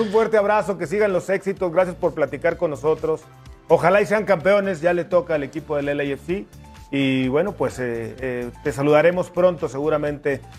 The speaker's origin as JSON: {"language": "Spanish", "country": "Mexico", "said": "como mexicano"}